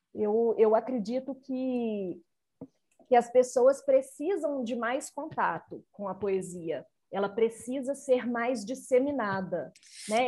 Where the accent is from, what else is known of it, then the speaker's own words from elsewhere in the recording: Nova Lima, Minas Gerais, Brazil; Nova Lima, a cidade onde eu nasci, onde eu vivo